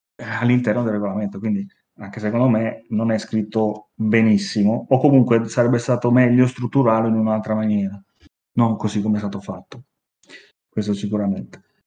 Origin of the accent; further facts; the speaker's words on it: Milan, Lombardy, Italy; accent: Milanese; si sente il mio accento milanese